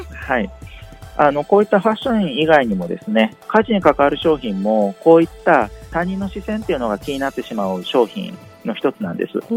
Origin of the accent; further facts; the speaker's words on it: Kyoto, Japan; moved away as an adult; also born or lived in Kobe / Kushiro / Ehime / Fukuoka; 私はあの京都市の生まれで同志社大学の小学部を卒業した後